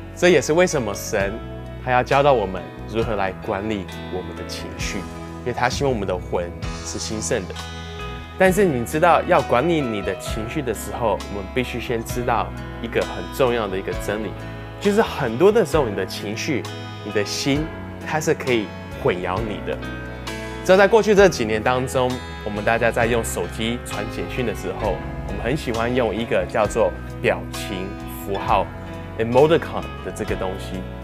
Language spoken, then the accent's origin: Chinese; Canada; 那我小时候在加拿大长大，在加拿大十六岁的时候就可以开始学习开车